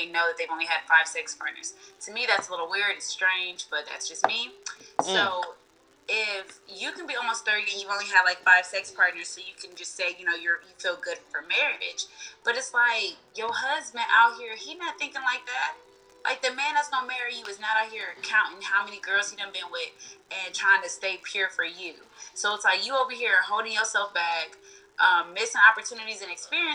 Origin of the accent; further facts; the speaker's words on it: Houston, Texas, United States; I'm from Houston, you know, I'm from the South, and it is still a little traditional out here.